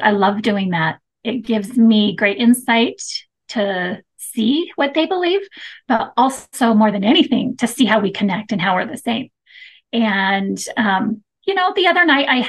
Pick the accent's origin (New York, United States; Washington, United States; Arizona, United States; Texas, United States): Arizona, United States; Mesa; now in Woodland Hills, United States; I grew up in Mesa, Arizona, and I love growing up there.